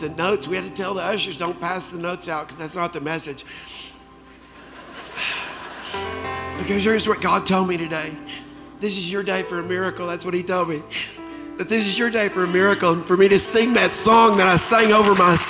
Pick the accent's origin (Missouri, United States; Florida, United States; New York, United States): Missouri, United States; Springfield; also born or lived in Dallas, United States; I came to Dallas from Springfield, Missouri, and had a tryout with the Dallas Cowboys at the old Texas Stadium.